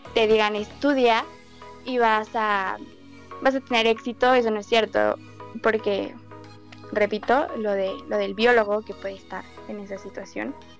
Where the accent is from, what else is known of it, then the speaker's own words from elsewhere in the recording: Mexico; en mi país, porque somos eh, pues un país muy pobre